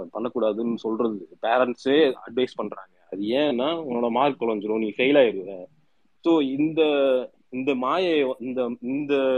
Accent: Tamil Nadu, India; நம்ம தமிழ்நாட்டுல

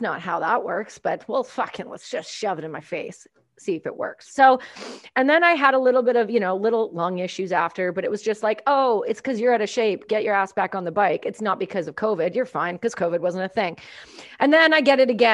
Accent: Canada; I'm Canadian

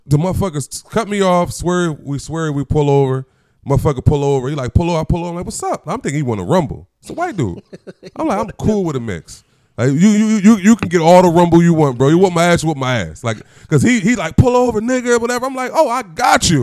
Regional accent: Chester, Pennsylvania, United States; I'm a nigga from Chester.

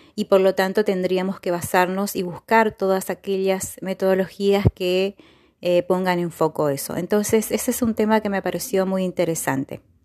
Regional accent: Gobernador Virasoro, Corrientes, Argentina; soy de Gobernador Virasoro, Corrientes

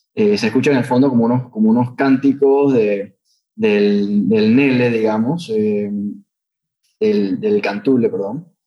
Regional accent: Panama; nosotros como panameños

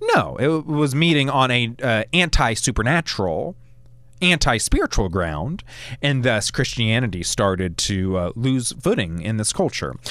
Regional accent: United States; moved away as an adult; now in Alabama, United States; I come from the Maryland, D C, Virginia area

